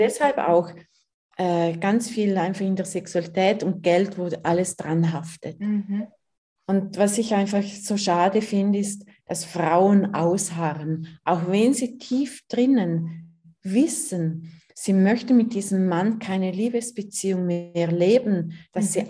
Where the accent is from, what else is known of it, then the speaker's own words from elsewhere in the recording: Liechtenstein; moved away as an adult; now in Switzerland; Ich bin in Fürstentum Liechtenstein aufgewachsen, wohne seit drei Jahren mit meinen Kindern in der Schweiz